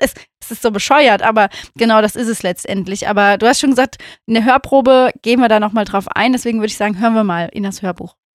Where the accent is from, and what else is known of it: Rhineland, Germany